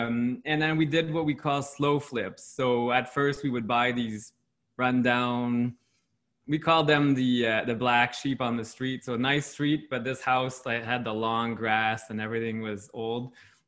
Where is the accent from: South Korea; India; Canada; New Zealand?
Canada; first language French; like we're not Quebecois, even though French is my first language. But in Quebec, it's very different.